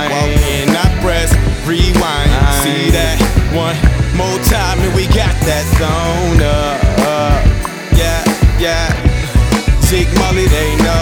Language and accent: English; Plainfield, New Jersey, United States; I hail from Plainfield, New Jersey